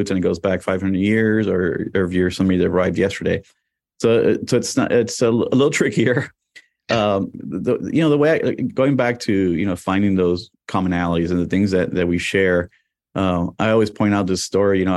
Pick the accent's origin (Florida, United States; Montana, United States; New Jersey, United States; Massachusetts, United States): Florida, United States; Miami; also born or lived in New York; I was born in New York, and I got there in 1976 to Miami.